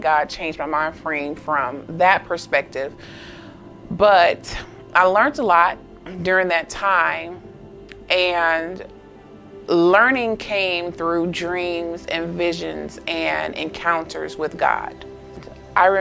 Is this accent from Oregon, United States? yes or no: no; Augusta, Georgia, United States; I'm from Augusta, Georgia